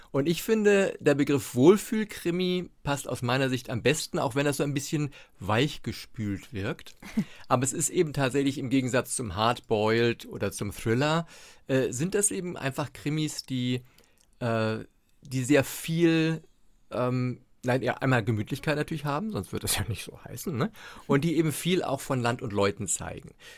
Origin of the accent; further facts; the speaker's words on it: Hamburg, Germany; moved away as an adult; now in Mecklenburg, Germany; ich bin gebürtiger Hamburger und lebe jetzt seit 13, 14, 14 Jahren, glaube ich, in Mecklenburg.